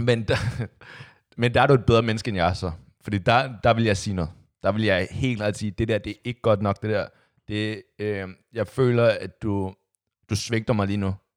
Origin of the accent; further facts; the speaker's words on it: Copenhagen, Capital Region of Denmark, Denmark; der, hvor jeg kommer fra, Amager